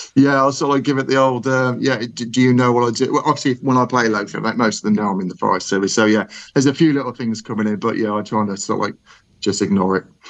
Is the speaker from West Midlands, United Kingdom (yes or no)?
yes; Birmingham, West Midlands, United Kingdom; accent: Brummy; my my my Brummy accent